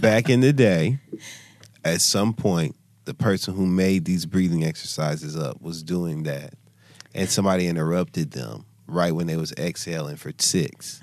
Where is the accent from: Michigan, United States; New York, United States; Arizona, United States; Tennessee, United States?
Michigan, United States; Flint; I'm born and raised in Flint, Michigan